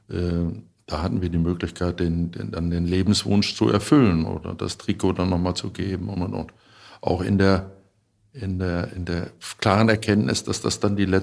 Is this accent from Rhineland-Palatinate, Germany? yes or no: no; Rheda-Wiedenbrück, North Rhine-Westphalia, Germany; Reda-Wiedenbrück ist meine Heimat